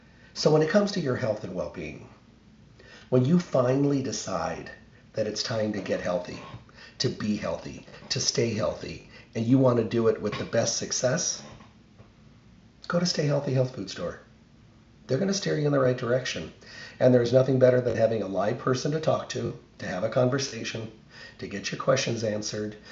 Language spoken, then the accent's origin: English; Midwest, United States; now in Las Vegas, United States; when I was growing up in the Midwest, we had goldenrod, and they would cut the wheat fields